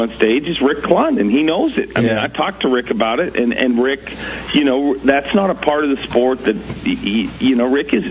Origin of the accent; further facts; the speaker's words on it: Canada; as a Canadian kid